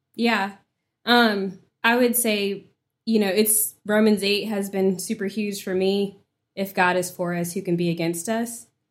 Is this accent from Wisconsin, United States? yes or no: no; Woodbridge, Virginia, United States; So, I grew up in Woodbridge, Virginia. It's about thirty miles south of D C.